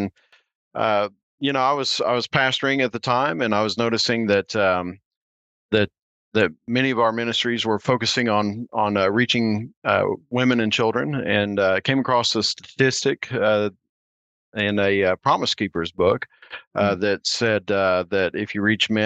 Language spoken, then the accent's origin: English; Oklahoma, United States; I grew up in Oklahoma